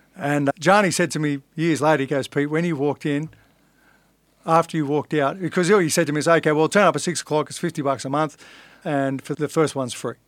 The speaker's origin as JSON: {"language": "English", "town": "Sydney", "region": "New South Wales", "country": "Australia", "tie": "born or raised there", "also_born_or_lived": "Inner West, Sydney", "said": "I grew up in Fairlight, which is a suburb"}